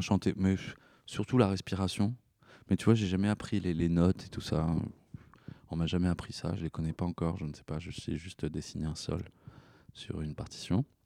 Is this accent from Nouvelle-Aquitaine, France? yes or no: yes; Poitiers, Nouvelle-Aquitaine, France; Poitiers, qui est ma ville natale